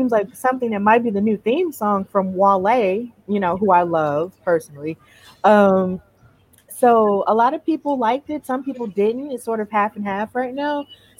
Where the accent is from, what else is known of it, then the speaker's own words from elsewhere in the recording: Alabama, United States; I also love the fact that he's from Alabama. You know, shout out to my home state.